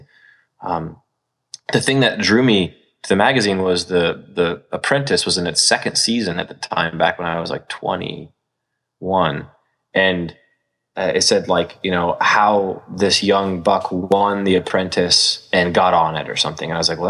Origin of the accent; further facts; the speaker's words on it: Iowa, United States; Born and raised in Iowa.